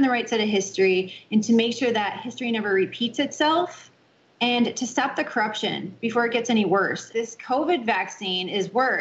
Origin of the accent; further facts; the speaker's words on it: Florida, United States; I originally I'm from Florida. That's where I reside now.